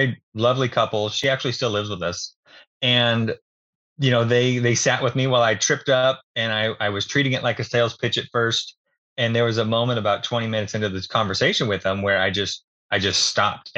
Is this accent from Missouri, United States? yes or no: no; Falls City, Oregon, United States; I grew up out in Fall City, actually, a little small town outside of Dallas. We're about 20 minutes west of Salem.